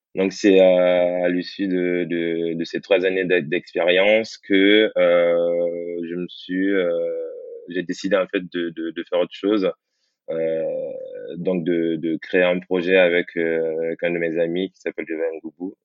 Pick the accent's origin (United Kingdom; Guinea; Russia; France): Guinea; moved away; je suis originaire de la Guinée